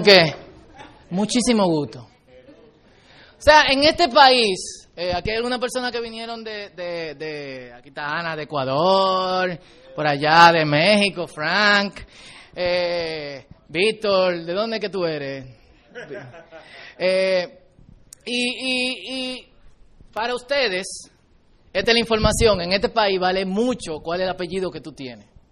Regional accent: Dominican Republic; nosotros los dominicanos

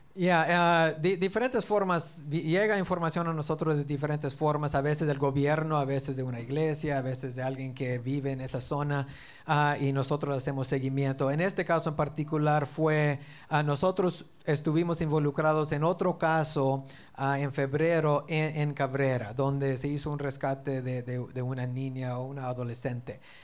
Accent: South Texas, United States; also born or lived in Dallas; yo nací en el estado de Texas, al sur, cerca de la frontera. Así que yo, yo crecí toda mi niñez en Texas

